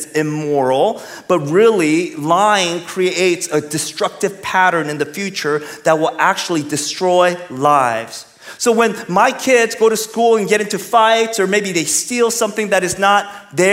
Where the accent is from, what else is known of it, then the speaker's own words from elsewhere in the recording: California, United States; now in Texas, United States; I'm from California. I'm in Texas.